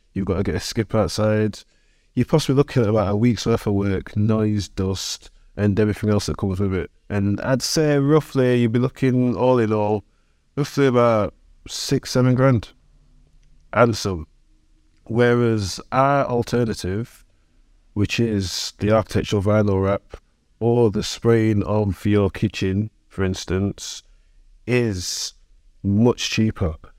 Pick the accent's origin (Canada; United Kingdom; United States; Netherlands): United Kingdom; Sheffield, Yorkshire and the Humber; Sheffield City born and bred. I'm from Brightside, which is like the north end of the city